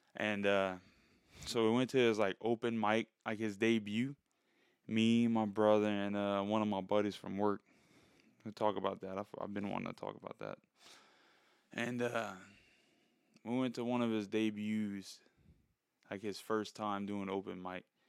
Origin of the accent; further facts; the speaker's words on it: South Louisiana, United States; I'm nobody from South Louisiana